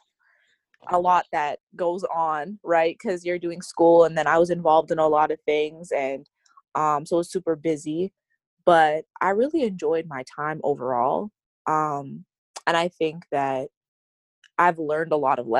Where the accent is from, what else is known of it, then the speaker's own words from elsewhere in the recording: Calgary, Alberta, Canada; moved away; I am from Calgary, Alberta, and I'm currently a student at Oakwood University